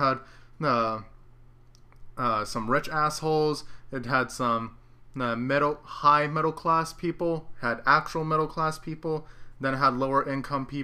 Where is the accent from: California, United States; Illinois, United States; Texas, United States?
Texas, United States; Central; I'm from the Central Texas area